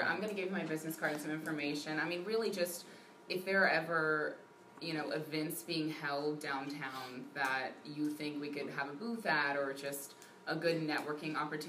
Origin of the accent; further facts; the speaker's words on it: Shreveport, Louisiana, United States; also born or lived in Chicago; now in Waco, United States; Originally Shreveport, but I was in Chicago before I moved here.